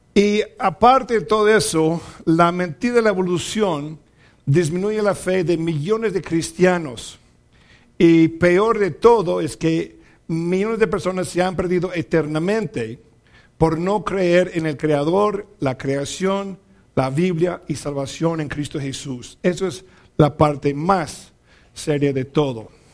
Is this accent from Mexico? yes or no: yes; Mexico; also born or lived in Zacatecas, Mexico